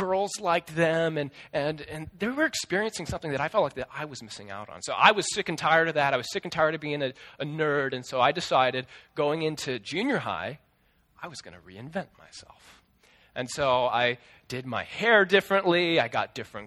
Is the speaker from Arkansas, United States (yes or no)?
no; Des Moines, Iowa, United States; my school district where I grew up in Des Moines